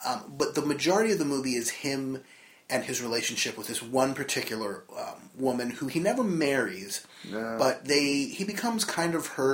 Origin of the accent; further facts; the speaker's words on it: New Jersey, United States; from Jersey